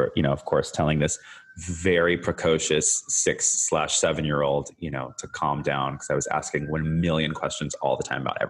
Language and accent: English; San Francisco, California, United States; also born or lived in Canada; I was born in Canada, as some of your listeners may know, but I actually spent like a good chunk of my like very young years in San Francisco in the Bay Area.